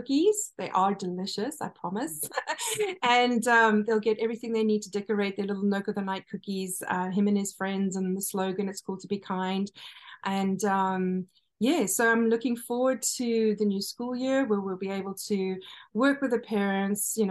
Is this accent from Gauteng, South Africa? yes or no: no; KwaZulu-Natal, South Africa; now in United States; my hometown where I was born in KwaZulu-Natal